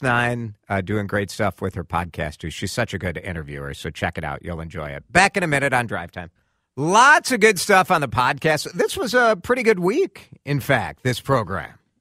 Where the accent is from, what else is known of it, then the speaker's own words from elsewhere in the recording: Maple Grove, Minnesota, United States; my hometown